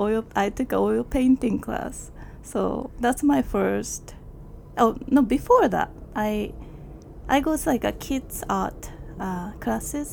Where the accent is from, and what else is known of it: Ibaraki, Japan; born or raised there; English is a second language; moved away as an adult; also born or lived in Yokohama, Kanagawa, Japan; now in Queens, New York, United States